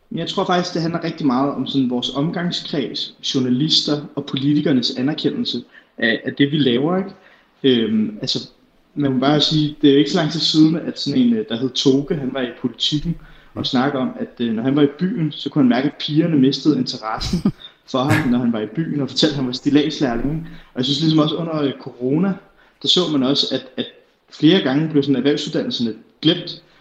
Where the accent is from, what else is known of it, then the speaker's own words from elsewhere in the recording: Herlev, Capital Region of Denmark, Denmark; Jeg er 23 år gammel, så kommer jeg fra Herlev